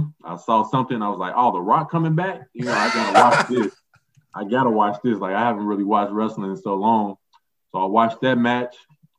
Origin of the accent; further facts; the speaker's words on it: Chicago, Illinois, United States; I grew up in Chicago, obviously played high school ball in Chicago.